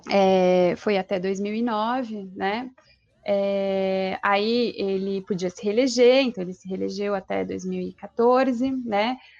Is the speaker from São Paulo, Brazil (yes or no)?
yes; Ribeirão Preto, São Paulo, Brazil; now in Salvador, Brazil; eu sou de Ribeirão Preto. Estou aqui em Salvador como nova baiana